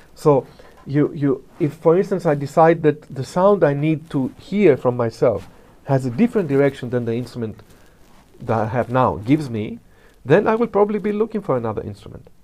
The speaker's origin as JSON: {"language": "English", "country": "Greece", "said": "if I start talking immediately, you can realize that I come from Greece"}